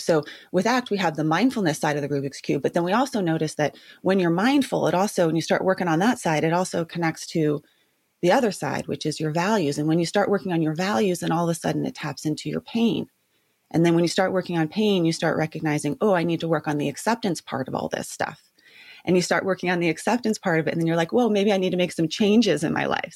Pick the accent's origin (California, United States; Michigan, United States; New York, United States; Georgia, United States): California, United States; Santa Barbara; was born and raised in Santa Barbara